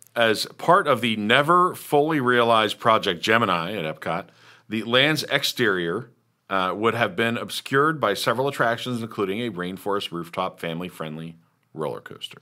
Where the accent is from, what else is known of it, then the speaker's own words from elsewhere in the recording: Lawrence, Kansas, United States; I grew up in Kansas, right? I'm from Lawrence